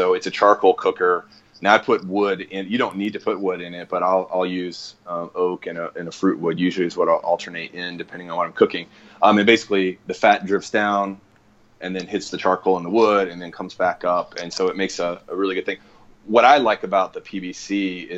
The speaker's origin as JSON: {"language": "English", "town": "Houston", "region": "Texas", "country": "United States", "tie": "born or raised there", "also_born_or_lived": "Nebraska / Dallas", "said": "I was born in Nebraska, but we moved to the Gulf Coast, Houston area, in about first grade"}